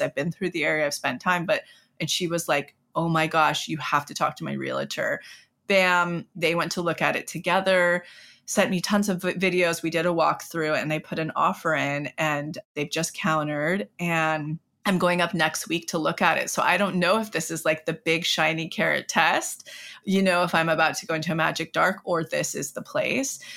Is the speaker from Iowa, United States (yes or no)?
no; Mariposa, California, United States; my hometown, Mariposa, where I'm from